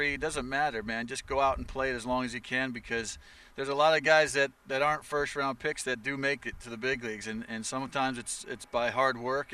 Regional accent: Baldwinsville, New York, United States; I'm from upstate New York, a little town, Baldwinsville, New York, Syracuse, central New York

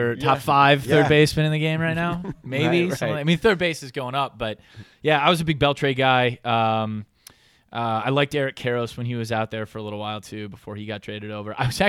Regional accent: Evanston, Illinois, United States; also born or lived in Fort Wayne / Appleton; So I was born in Evanston. We moved to Fort Wayne, Indiana, where there is no baseball, and then we moved to Appleton, Wisconsin.

